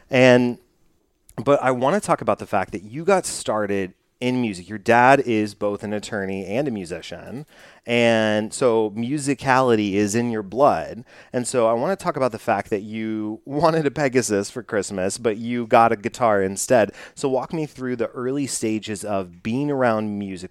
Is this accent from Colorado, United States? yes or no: no; Dallas, Texas, United States; I'm from Dallas